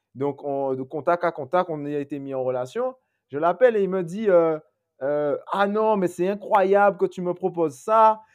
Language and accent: French; Guadeloupe; moved away; quand je rentre chez moi en Guadeloupe, j'ai pas d'eau